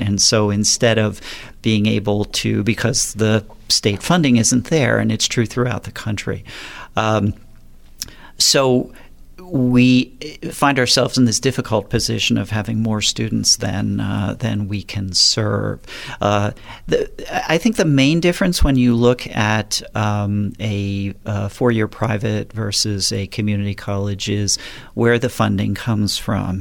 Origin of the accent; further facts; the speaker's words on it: southern New Jersey, United States; moved away as an adult; also born or lived in Philadelphia area, Pennsylvania / San Diego County, California; now in Napa, United States; I'm originally from the East Coast, was born and raised in, uh, southern New Jersey.